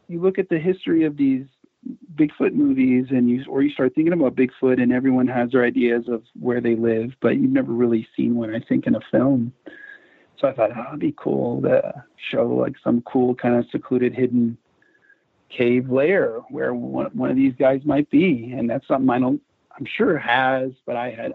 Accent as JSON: {"language": "English", "town": "Vancouver", "region": "British Columbia", "country": "Canada", "tie": "born or raised there", "moved": "yes", "said": "I grew up in Vancouver, Canada for a good chunk of my youth"}